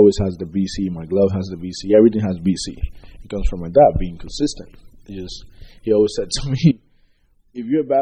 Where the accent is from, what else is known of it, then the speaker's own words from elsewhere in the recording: Puerto Rico; moved away as an adult; now in Cleveland, United States; I grew up in Puerto Rico.